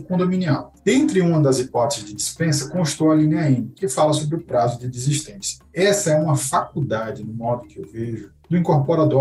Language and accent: Portuguese; Maceió, Alagoas, Brazil; Maceió, que é minha cidade natal